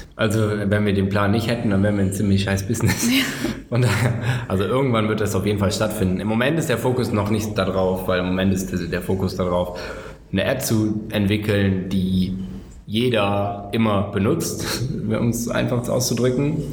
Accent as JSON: {"language": "German", "town": "Cologne", "region": "North Rhine-Westphalia", "country": "Germany", "said": "ich komme aus Köln."}